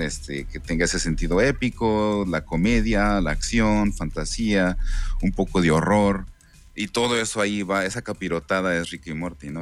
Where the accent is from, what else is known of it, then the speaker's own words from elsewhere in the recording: Ensenada, Baja California, Mexico; soy de Ensenada, soy de Ensenada, Baja California.